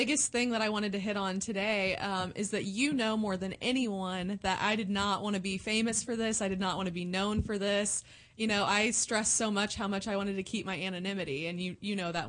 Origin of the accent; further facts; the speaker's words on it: Southern Illinois, United States; also born or lived in Indiana / Southern Indiana; I was born in Indiana, and then I grew up and went to school in Southern Illinois, and then moved back to Southern Indiana. But people don't understand, it's only like 15 miles apart.